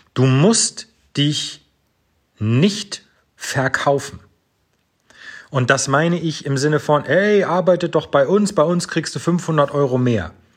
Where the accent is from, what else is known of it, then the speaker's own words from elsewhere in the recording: Northern Germany, Germany; an so Wörtern wie wir schnacken, erkennst du schon, ich komme aus dem Norden Deutschlands